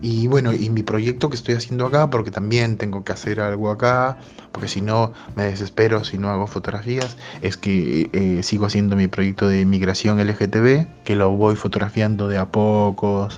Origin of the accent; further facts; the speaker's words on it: Peru; moved away as an adult; en mi infancia me la crié en Perú hasta los 21, 22 años